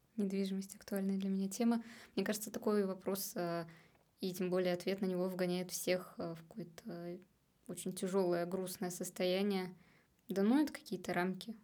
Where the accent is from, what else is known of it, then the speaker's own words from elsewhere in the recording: Samara, Samara Oblast, Russia; moved away as an adult; now in Saint Petersburg, Russia; я из Самары, и когда я туда приезжаю, домой, я не чувствую больше, что это мой дом